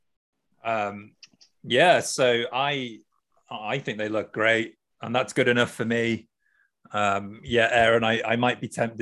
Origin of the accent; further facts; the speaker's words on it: United Kingdom; now in Japan; I'm British